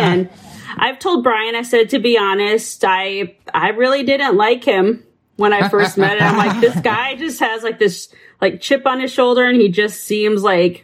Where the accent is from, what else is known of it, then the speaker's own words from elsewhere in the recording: South Dakota, United States; the church that I grew up in, going to out in South Dakota, we started going there when I was five, and then went up there all the way through high school